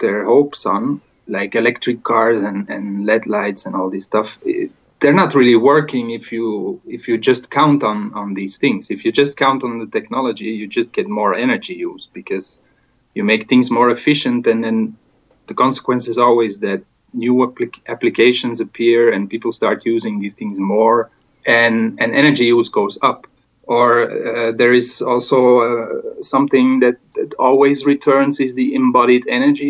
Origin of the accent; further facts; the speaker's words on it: Belgium; now in Spain; my home country, Belgium